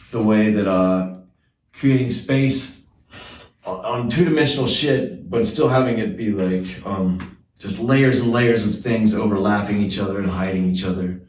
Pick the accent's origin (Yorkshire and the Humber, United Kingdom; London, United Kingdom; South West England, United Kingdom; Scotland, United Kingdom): Scotland, United Kingdom; also born or lived in Atlanta, Georgia, United States; now in Seattle, United States; I was born in Scotland